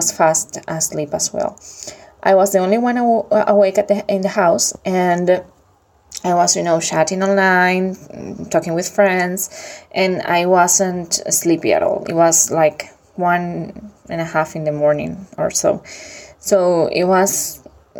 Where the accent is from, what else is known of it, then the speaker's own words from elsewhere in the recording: Venezuela; English is a second language; now in Europe; I'm from Venezuela, but currently living in Europe.